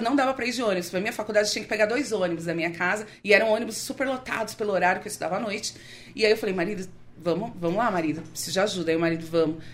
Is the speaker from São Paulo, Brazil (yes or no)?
yes; São Paulo, Brazil; eu nasci aqui em São Paulo. Eu sou filha de nordestinos